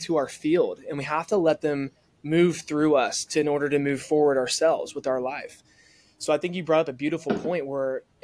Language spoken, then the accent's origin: English; the South, United States; growing up in the South